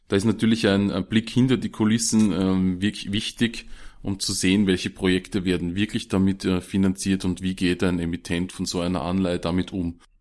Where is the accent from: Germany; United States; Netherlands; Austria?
Austria; bei uns in Österreich